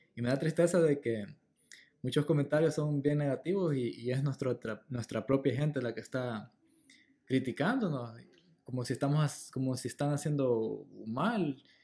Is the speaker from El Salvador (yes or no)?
yes; El Salvador; moved away as an adult; now in Los Angeles, United States; yo me regresaría a El Salvador a vivir allá, porque mm, de donde soy, la verdad, allá nací